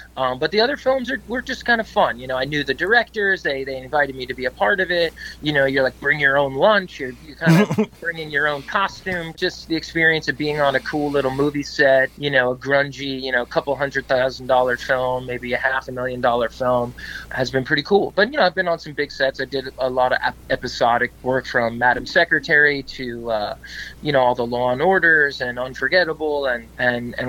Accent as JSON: {"language": "English", "town": "Wyckoff", "region": "New Jersey", "country": "United States", "tie": "born or raised there", "also_born_or_lived": "Brooklyn, New York / New York City / Boston", "said": "I was born in Brooklyn, but I grew up in New Jersey, in Wyckoff, New Jersey"}